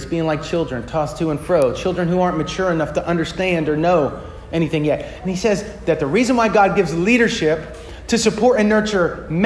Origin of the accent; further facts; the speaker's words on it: United States; American Western Christians